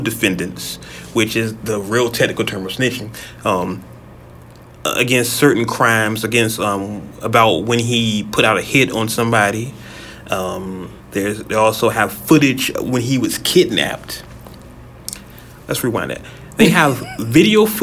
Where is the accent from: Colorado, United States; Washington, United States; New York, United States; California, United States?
California, United States; I'm from California